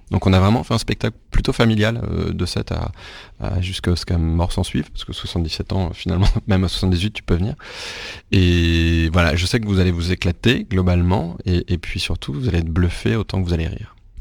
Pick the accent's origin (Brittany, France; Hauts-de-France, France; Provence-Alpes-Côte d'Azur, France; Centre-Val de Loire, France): Brittany, France; Rennes; je suis né à Rennes, en Bretagne. Donc je suis, je suis, breton, pas pure souche, mais breton de naissance